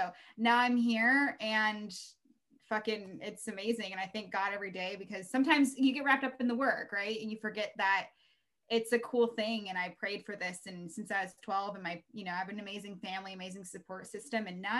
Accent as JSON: {"language": "English", "town": "Baltimore", "region": "Maryland", "country": "United States", "tie": "born there", "said": "the first MLB game that I remember when I was born in Baltimore. So I went to Orioles games when I was a baby."}